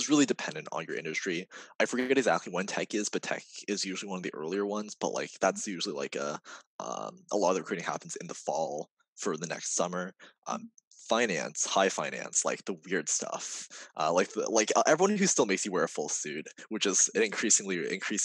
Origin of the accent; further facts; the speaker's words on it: California, United States; now in New York, United States; I'm from California